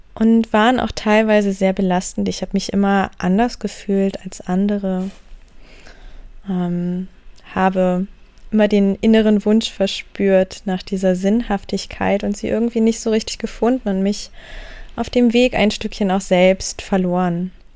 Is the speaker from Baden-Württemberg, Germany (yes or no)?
no; Wendland, Lower Saxony, Germany; Ich bin geboren im Wendland